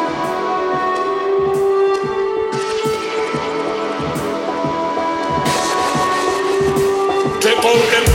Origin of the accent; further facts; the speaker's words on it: United Kingdom; moved away as an adult; now in Brisbane, Australia; I'm from the UK originally, but I do have dual nationality, so I hold a Aussie passport as well as a UK one.